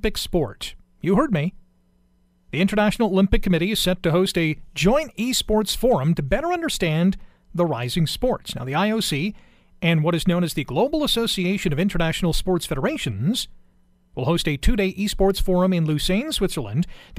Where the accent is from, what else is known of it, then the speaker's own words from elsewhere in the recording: Canada; Being a Canadian